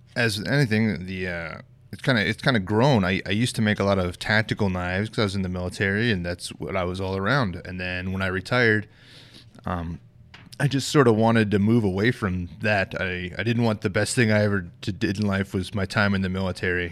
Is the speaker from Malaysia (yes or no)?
no; Bayfield, Colorado, United States; moved away as an adult; also born or lived in Fort Bragg, North Carolina; now in Rochester, United States; I grew up in Southwest Colorado